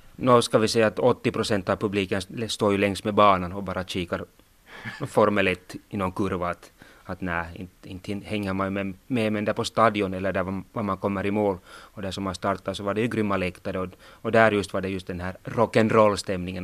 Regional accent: Sotkamo, Kainuu, Finland; jag får ju stryk hemma i Sotkamo Vuokatti

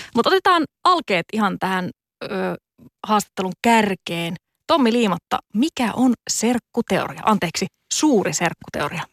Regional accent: Joensuu, North Karelia, Finland; omassa kotikaupungissani Joensuussa

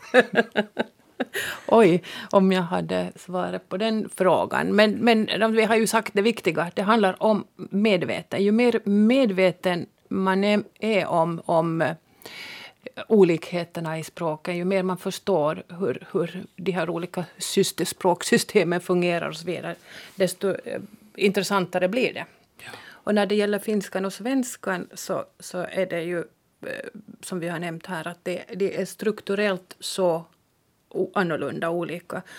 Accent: Jakobstad, Ostrobothnia, Finland; accent: Jakobstad dialect; I min Jakobstads dialekt

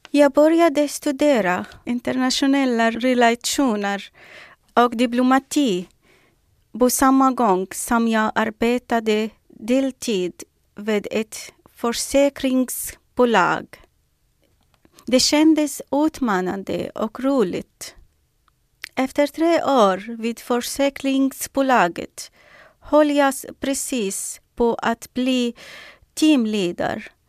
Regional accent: Syria; now in Sweden; Livet i Syrien före kriget var underbart. Jag hade absolut inga planer på att lämna mitt hemland och bo i ett annat land. Syrien var ett mycket speciellt land.

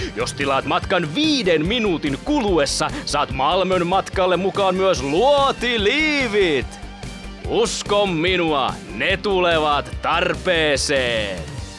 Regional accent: Myrskylä, Uusimaa, Finland; me ollaan Myrskylästä

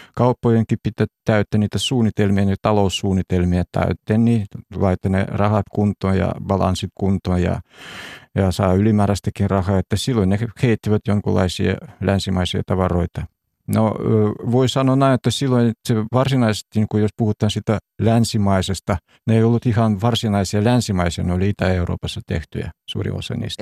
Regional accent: Urals, Russia; Finnish is a second language; now in Finland; itse on syntynyt siellä keskellä – Venäjän keskellä, tai siis Neuvostoliiton ihan siellä Uralin puolella

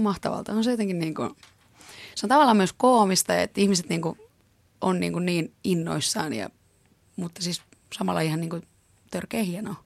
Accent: Finland; mä oon tuolta maalta kotoisin

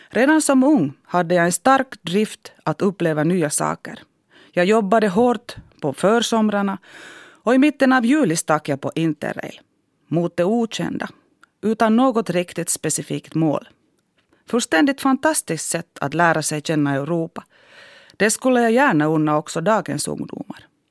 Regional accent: Harjavalta, Satakunta, Finland; first language Finnish; Swedish is a second language; moved away as an adult; also born or lived in Helsinki; now in Jakobstad, Finland; Under min uppväxt i Harjavalta hade jag ingen aning om Svenskfinland.

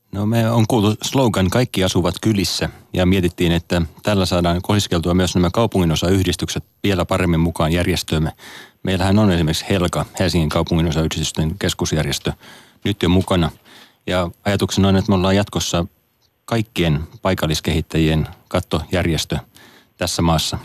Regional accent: Turku, Southwest Finland, Finland; mistä mä itsekin olen kotoisin tuolta Turun Paattisten kylältä

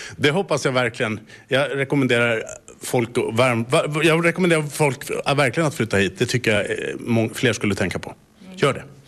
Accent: Stockholm, Stockholm County, Sweden; moved away as an adult; now in Bromarv, Finland; jag är född och uppvuxen i Stockholm

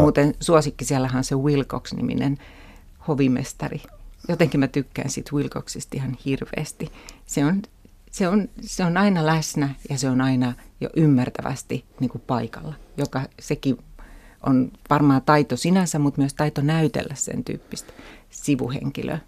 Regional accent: Turku, Southwest Finland, Finland; Mä kasvoin Turussa, suht pienessä kaupungissa

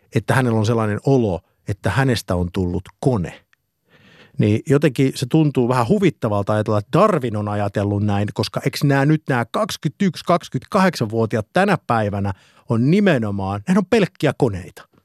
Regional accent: Eura, Satakunta, Finland; minä olen Eurasta

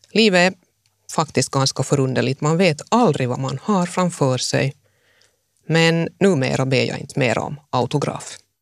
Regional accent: Jakobstad, Ostrobothnia, Finland; also born or lived in Mässkär / Helsinki; jag tog mig genast hem till Jakobstad

